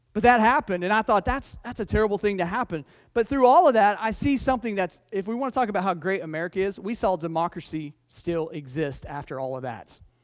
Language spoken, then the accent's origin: English; United States; I'm as American as anybody else